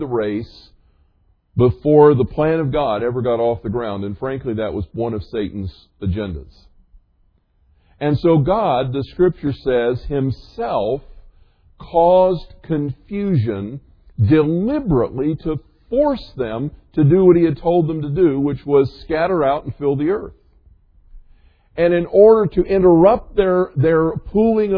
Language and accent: English; the South, United States; I grew up in the South